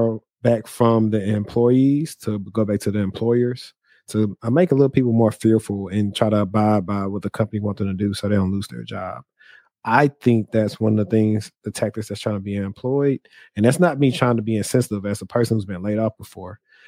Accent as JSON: {"language": "English", "town": "Shreveport", "region": "Louisiana", "country": "United States", "tie": "born or raised there", "also_born_or_lived": "Dallas, Texas", "moved": "yes", "said": "my hometown of Shreveport"}